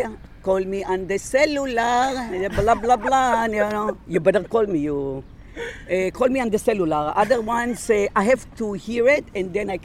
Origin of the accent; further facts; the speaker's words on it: Serbia; born there; English is a second language; I was born in Yugoslavia, so I know Serbian. I know it, let's say, not fluently. I speak Hebrew. I speak Spanish. I speak English.